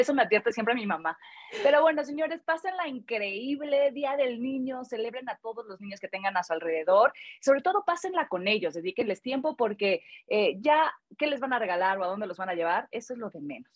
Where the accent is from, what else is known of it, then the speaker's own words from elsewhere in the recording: Mexico; como buenas mexicanas